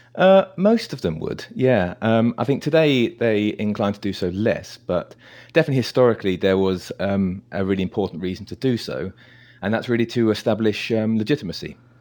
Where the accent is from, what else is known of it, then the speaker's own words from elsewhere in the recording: United Kingdom; I'm British